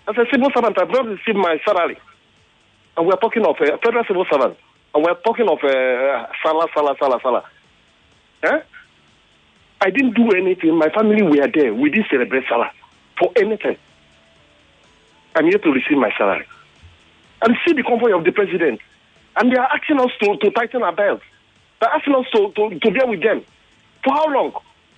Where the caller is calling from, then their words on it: Nigeria; I'm calling you from Janiki.